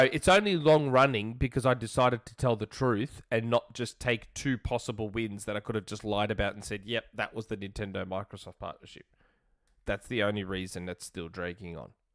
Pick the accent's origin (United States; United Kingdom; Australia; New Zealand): Australia; I'm Australian